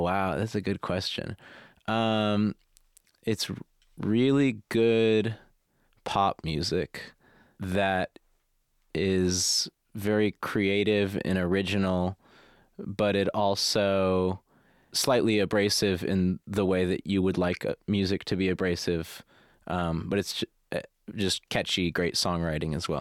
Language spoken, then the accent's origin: English; United States; as an American with no distinct interest in architecture